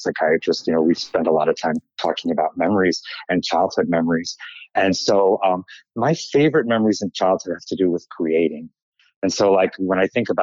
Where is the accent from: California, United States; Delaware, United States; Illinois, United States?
Illinois, United States; Chicago; moved away as an adult; also born or lived in New Jersey; now in New York City, United States; And I was born in Chicago, and when my father was in medical school, and then we moved to New Jersey, to a suburb outside of New York City, when I was 2 months old.